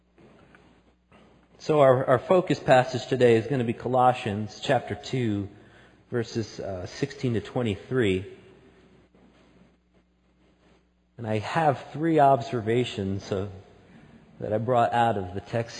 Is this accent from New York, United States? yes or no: yes; outside of New York City, United States; now in Salt Lake City, United States; I grew up outside of New York City.